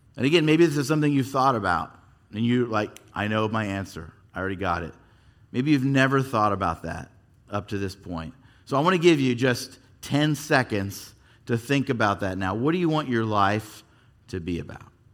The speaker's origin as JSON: {"language": "English", "town": "Yorba Linda", "region": "California", "country": "United States", "tie": "born or raised there", "also_born_or_lived": "Fullerton / Anaheim", "said": "I actually grew up here in Southern California. I was born in Fullerton, And then, uh, we lived in Anaheim till I was eight. When I was eight, we made the, the big drive up the hill to Yorba Linda."}